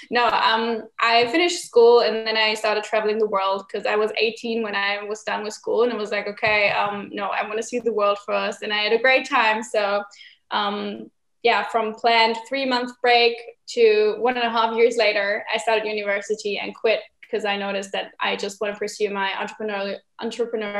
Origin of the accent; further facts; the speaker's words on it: Berlin, Germany; I'm 20 years old and I'm from Berlin, Germany.